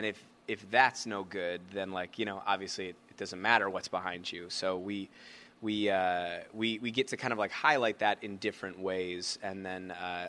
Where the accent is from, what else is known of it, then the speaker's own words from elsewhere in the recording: Chicago, Illinois, United States; now in Milwaukee, United States; I was from Chicago